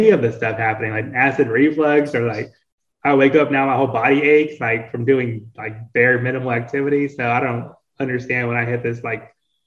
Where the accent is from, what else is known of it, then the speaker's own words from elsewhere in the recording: Seguin, Texas, United States; moved away as an adult; now in San Antonio, United States; I'm originally from Seguin, which isn't that far, right? I'm like 45 minutes east of here